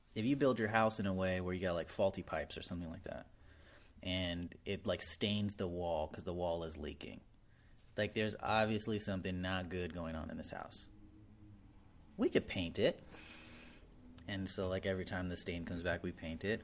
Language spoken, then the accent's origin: English; Arizona, United States; I'm from Arizona, we're allowed to have basements